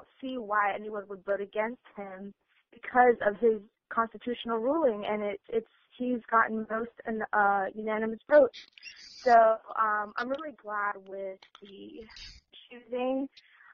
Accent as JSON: {"language": "English", "town": "Miami", "region": "Florida", "country": "United States", "said": "I'm from Miami, and I live around a lot of Cubans"}